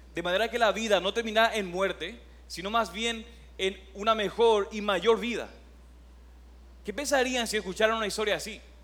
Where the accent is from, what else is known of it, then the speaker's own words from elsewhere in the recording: Paraguay; moved away as an adult; also born or lived in Oklahoma; now in Puerto Rico; soy de Paraguay